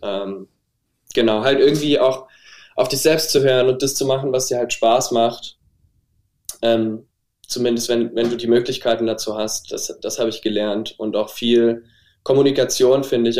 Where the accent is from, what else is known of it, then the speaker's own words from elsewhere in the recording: Saarbrücken, Saarland, Germany; habe mich dann in Saarbrücken, wo ich herkomme übrigens, an der Kunsthochschule beworben